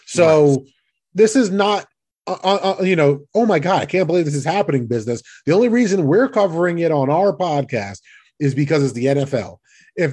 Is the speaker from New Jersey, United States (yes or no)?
yes; New Jersey, United States; We're from Jersey.